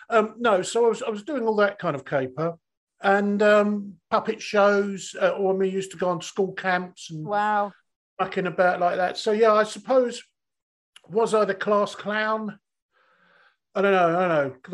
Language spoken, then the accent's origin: English; Bognor Regis, South East England, United Kingdom; accent: Mockney; I'm from yeah. Bognor. I'm from Bognor. I'm a total, total, total Mockney.